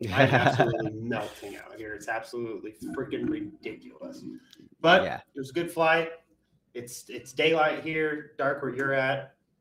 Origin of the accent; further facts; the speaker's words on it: Oklahoma, United States; moved away; I'm from Oklahoma.